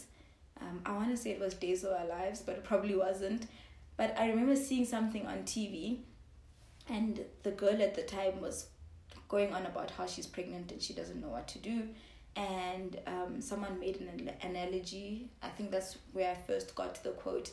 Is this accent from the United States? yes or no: no; Johannesburg, Gauteng, South Africa; also born or lived in Zimbabwe / Lesotho / Kenya; I grew up in Joburg predominantly. But my dad worked all over Africa. So 2 years of my life I spent in Zimbabwe